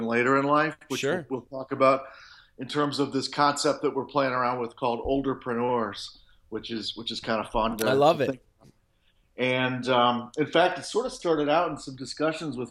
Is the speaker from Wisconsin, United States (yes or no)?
yes; Milwaukee, Wisconsin, United States; now in Chicago, United States; I grew up in the Midwest in the U.S., right in Milwaukee, Wisconsin, just a little north of Chicago. I live in Chicago now